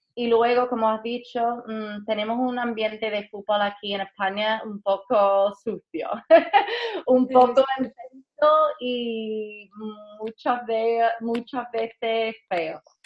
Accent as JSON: {"language": "Spanish", "country": "United States", "also_born_or_lived": "Madrid", "second_language": "Spanish", "moved": "yes", "said": "como americana"}